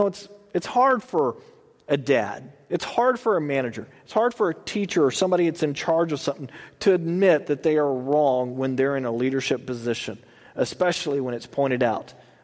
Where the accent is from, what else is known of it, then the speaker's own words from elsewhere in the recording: Texas, United States; I'm from Texas. We slur everything together. I've been out here long enough that it's slowly kind of going away, sort of.